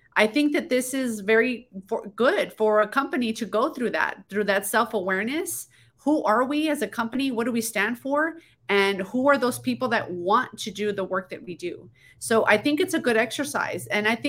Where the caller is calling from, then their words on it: El Paso, Texas, United States; I am in El Paso, Texas, far west Texas.